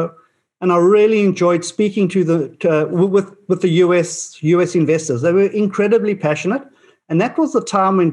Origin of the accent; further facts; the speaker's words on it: Australia; as an Australian